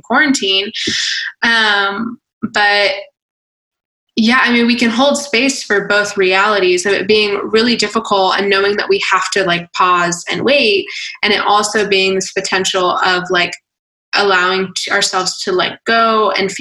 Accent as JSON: {"language": "English", "town": "Atlanta", "region": "Georgia", "country": "United States", "said": "I'm from Atlanta"}